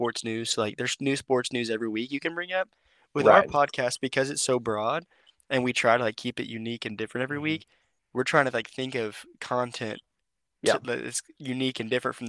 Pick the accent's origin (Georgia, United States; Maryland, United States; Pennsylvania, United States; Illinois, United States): Georgia, United States; moved away; also born or lived in Texas; we were raised in Georgia